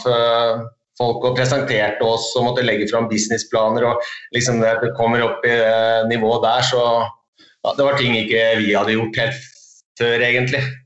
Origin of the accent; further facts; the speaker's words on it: Hamar, Innlandet, Norway; Du, det er i Hamar. Det er der jeg kommer fra.